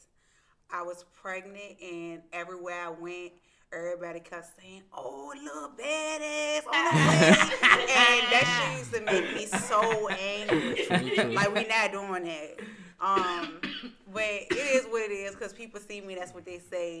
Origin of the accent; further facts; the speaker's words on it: Richmond, Virginia, United States; I'm from South Richmond